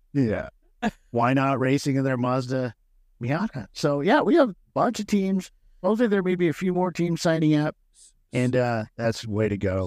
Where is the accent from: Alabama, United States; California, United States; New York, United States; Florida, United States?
California, United States; San Diego; I grew up in San Diego